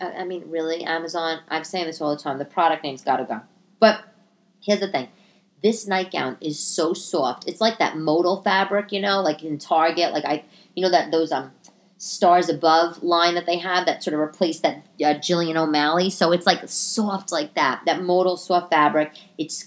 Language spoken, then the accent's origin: English; New York, United States; also born or lived in Italy; I'm Italian, you know, born and raised in New York.